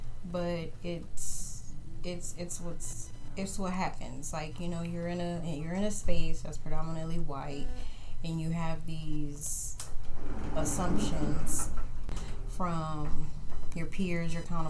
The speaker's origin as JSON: {"language": "English", "town": "New Orleans", "region": "Louisiana", "country": "United States", "tie": "born or raised there", "also_born_or_lived": "Texas", "moved": "yes", "lives_now": "Kansas City, United States", "said": "I was born in New Orleans, Louisiana, where we had all different shades of melanin"}